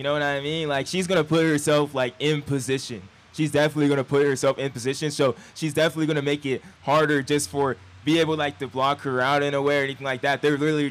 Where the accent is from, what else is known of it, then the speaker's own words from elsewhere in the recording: Inland Empire, California, United States; We're all from Cali. Vista Marietta, stand up. We're from the Empire